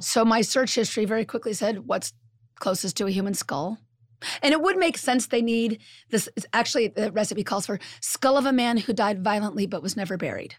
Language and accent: English; California, United States; now in Midwest, United States; I'm originally from California